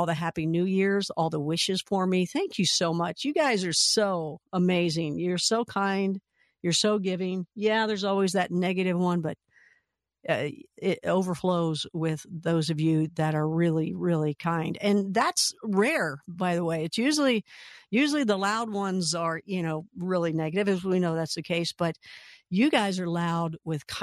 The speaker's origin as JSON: {"language": "English", "town": "Louisville", "region": "Kentucky", "country": "United States", "tie": "born or raised there", "said": "Louisville, Kentucky, my hometown"}